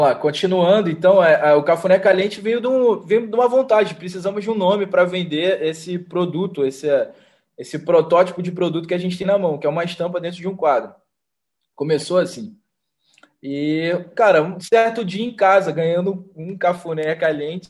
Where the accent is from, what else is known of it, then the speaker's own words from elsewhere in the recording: Rio de Janeiro, Brazil; sou do Rio de Janeiro